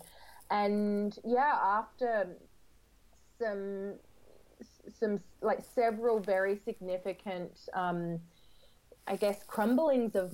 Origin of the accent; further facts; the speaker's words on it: Australia; moved away as an adult; now in London, United Kingdom; I grew up in Australia